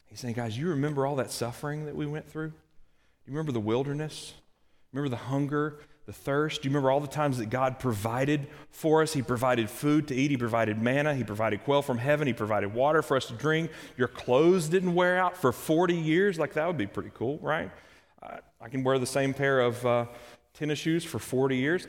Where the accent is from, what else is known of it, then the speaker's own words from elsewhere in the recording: Kentucky, United States; moved away; also born or lived in Alabama; I'm from Kentucky. And then I spent some time in Alabama.